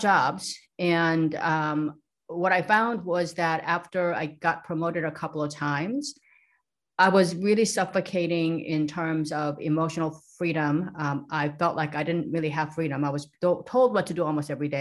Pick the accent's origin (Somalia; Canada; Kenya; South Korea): South Korea; now in San Diego, United States; I grew up in South Korea in a very small, sleepy little town by the beach, a seaside